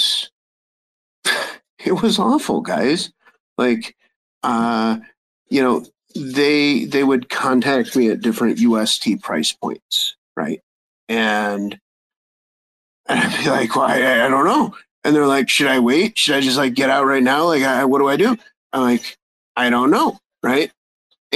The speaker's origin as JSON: {"language": "English", "country": "United States", "said": "I'm American"}